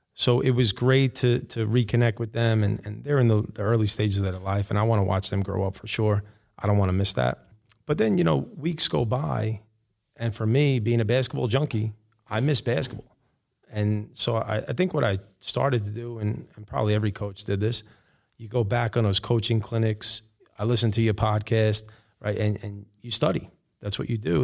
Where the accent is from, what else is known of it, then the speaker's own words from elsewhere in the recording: New York City, New York, United States; I grew up in Rego Park, uh, in Queens.